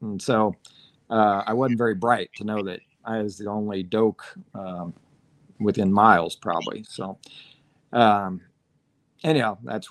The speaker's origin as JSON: {"language": "English", "town": "Gothenburg", "region": "Nebraska", "country": "United States", "tie": "born or raised there", "said": "I grew up in Gothenburg, right in the middle of the state. Typical Nebraska person."}